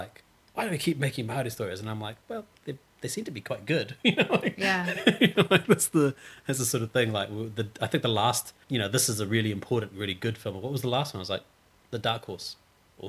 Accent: Fiji; now in New Zealand; I was born in Fiji

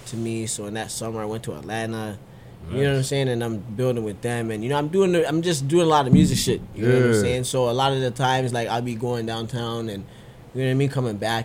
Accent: Brampton, Ontario, Canada; also born or lived in Mississauga; I've been in Brampton since, like, basically, what do you call it, like, middle school. So from grade 6 and onwards

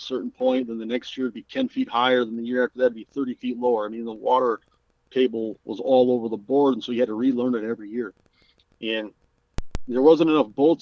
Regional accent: Minot, North Dakota, United States; when I was growing up in Minot, North Dakota

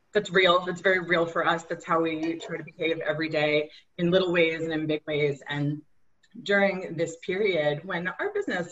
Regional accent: New York City, New York, United States; I'm also born and raised in Queens

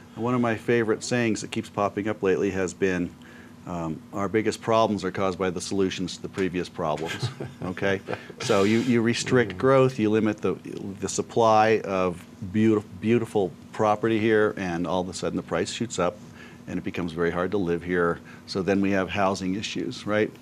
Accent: Aspen, Colorado, United States; I was born in Aspen in the, mm-hmm. the old hospital.

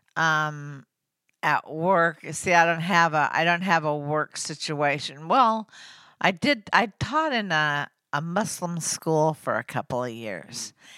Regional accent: Oklahoma City, Oklahoma, United States; I grew up in Oklahoma City

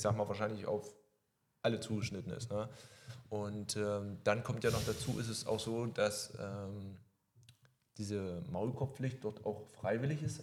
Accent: Germany; hier bei uns in Deutschland

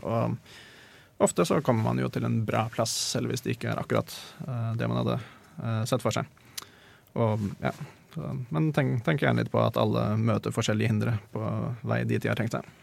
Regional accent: Norway; Jeg er norsk, så jeg har fått god utdanning

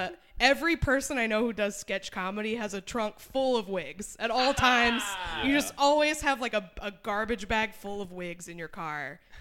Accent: New Hampshire, United States; moved away; also born or lived in Austin, Texas; I'm from New Hampshire.

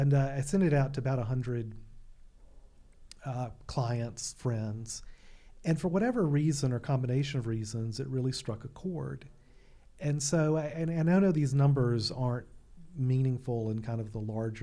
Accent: Alabama, United States; now in Fairfield County, Connecticut, United States; I grew up in Alabama

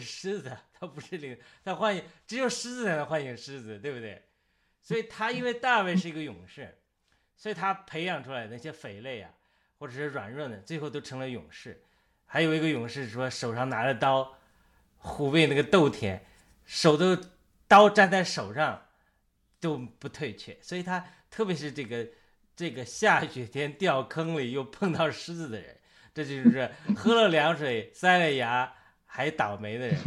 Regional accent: China; 我们中国人

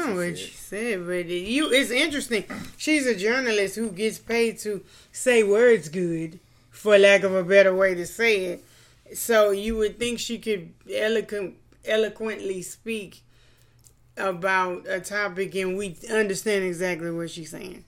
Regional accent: Louisiana, United States; we're from Louisiana.

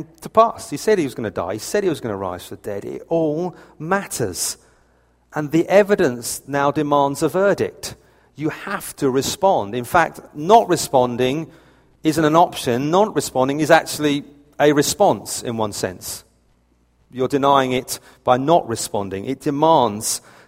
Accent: United Kingdom; I'm British to the point of annoyance

